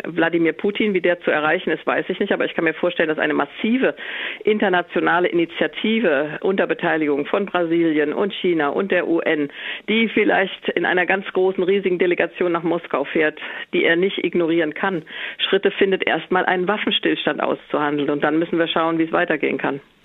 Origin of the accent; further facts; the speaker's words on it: Germany; Ich bin Deutsche